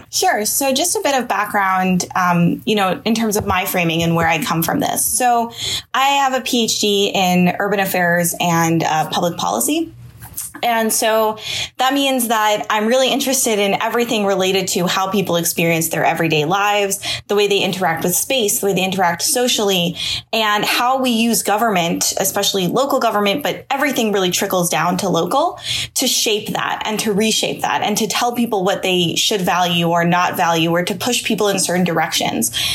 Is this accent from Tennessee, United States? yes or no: no; Pittsburgh, Pennsylvania, United States; moved away; I'm actually from Pittsburgh originally